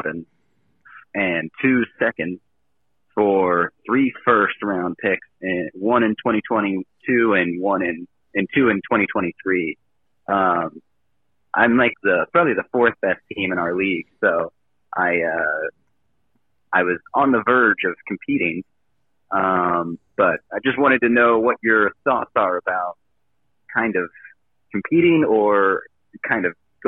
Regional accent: Ohio, United States; I'm from Ohio

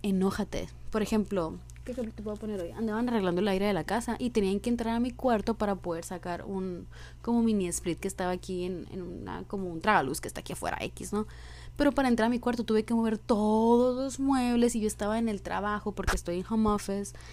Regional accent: Sonora, Mexico; soy de Sonora y aquí es un pinche desierto infernal

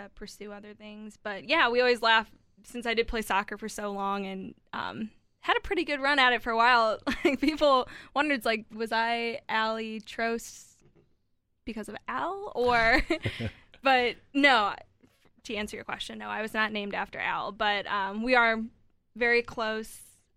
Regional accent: St. Louis, Missouri, United States; moved away as an adult; also born or lived in Columbia, Missouri; now in Kansas City, United States; I hail from St. Louis, Missouri originally

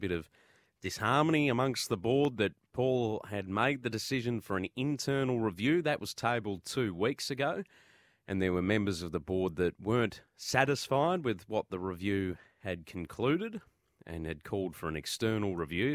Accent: Victoria, Australia; I'm also from Victoria

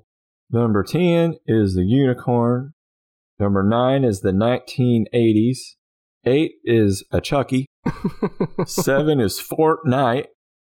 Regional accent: Texas, United States; I'm from Texas, and when you're in Texas and you're rich, you get shit that's made of gold.

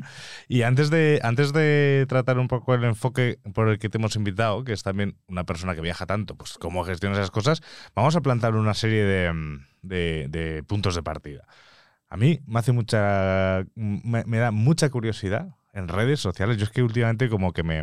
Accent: Mallorca, Balearic Islands, Spain; moved away as an adult; now in Madrid, Spain; yo que soy de provincia, yo que soy de Mallorca

